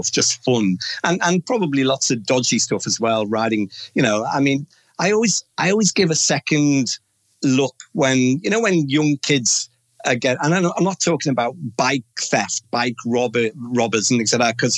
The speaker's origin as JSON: {"language": "English", "town": "Omeath", "region": "County Louth", "country": "Ireland", "tie": "born or raised there", "moved": "yes", "said": "a beautiful little village called O'Meath is where I was half brought up."}